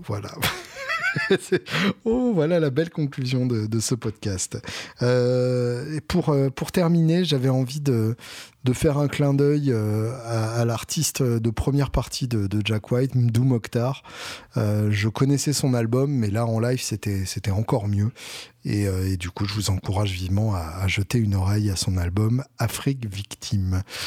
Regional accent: Alençon, Normandy, France; je suis né à Alençon, donc j'ai le droit d'avoir des avis de Normand techniquement

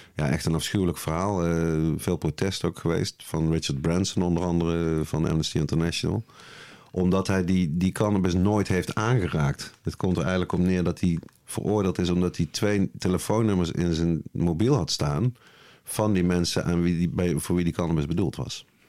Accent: Nuenen, North Brabant, Netherlands; Ik eh, ben uit het altijd gezellige dorpje Nune

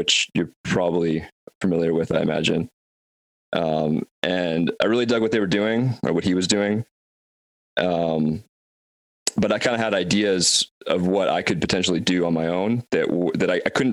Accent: Vancouver, British Columbia, Canada; I am from Vancouver, Canada

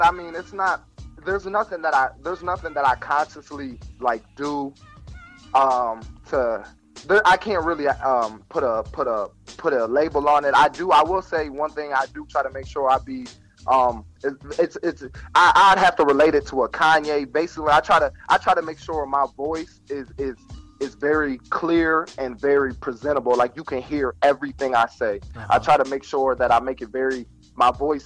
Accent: Toledo, Ohio, United States; I'm from Toledo, so I mean Toledo, it's not that small of a city

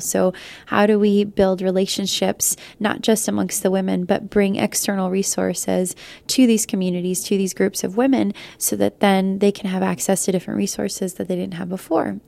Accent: United States; first language Spanish; English is a second language; trying to find my identity as a, as a Lat-, Latino woman, but also as an American

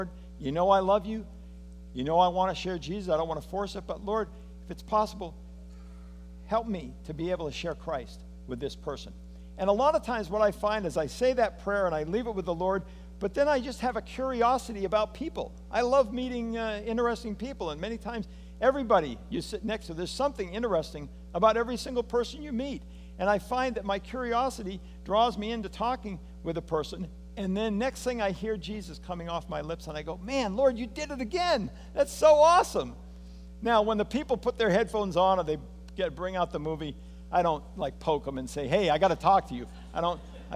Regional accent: United States; as an American

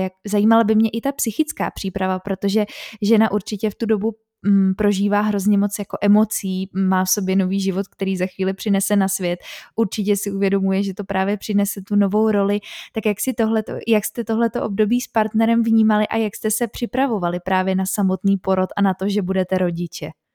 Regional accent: Czechia; u nás v Čechách, asi jak jsme tady dlouho měli komunismus

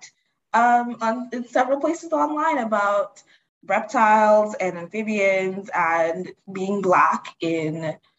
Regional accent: Dominica; I'm from the Commonwealth of Dominica. That's not Dominican Republic. It's a completely different island.

